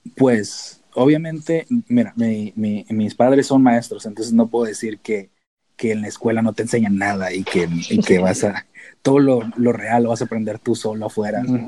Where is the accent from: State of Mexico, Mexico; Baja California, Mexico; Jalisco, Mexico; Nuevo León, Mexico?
Baja California, Mexico; Tijuana; moved away as an adult; also born or lived in San Diego / Davis; pues yo nací en San Diego, entonces soy americano técnicamente, legalmente. Si me preguntan los de inmigración, soy americano. Pero crecí en Tijuana, entonces soy mexicano de a de veras